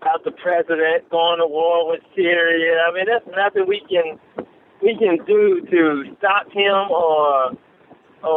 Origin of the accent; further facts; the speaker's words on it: Chicago, Illinois, United States; now in Memphis, United States; I'm originally from Chicago, Illinois, but I've been staying in Memphis for the last 15 years